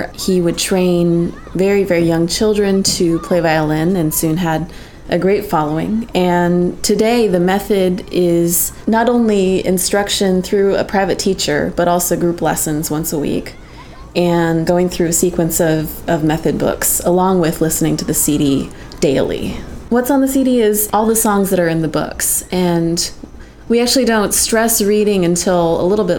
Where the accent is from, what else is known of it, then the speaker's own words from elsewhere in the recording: San Jose, California, United States; I grew up in San Jose, California